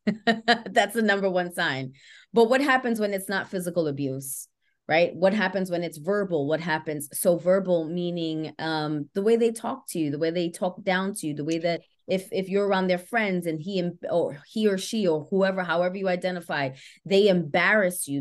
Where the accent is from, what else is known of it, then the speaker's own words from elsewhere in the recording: New York City, New York, United States; I grew up in the Bronx, uh, born and raised